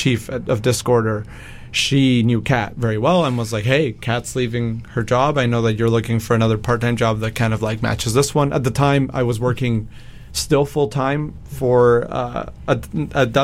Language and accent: English; Mexico; moved away; I grew up in Mexico